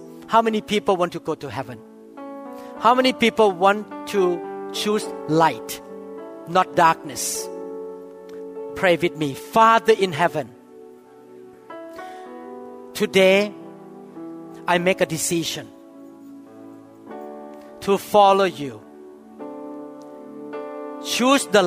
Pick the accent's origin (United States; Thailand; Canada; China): Thailand; I grew up that way in Thailand